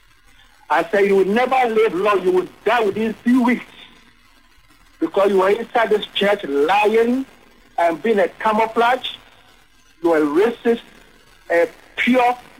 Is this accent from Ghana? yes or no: yes; Ghana; moved away as an adult; now in United States; I come from Africa, from Ghana. I came here to study Christian ministry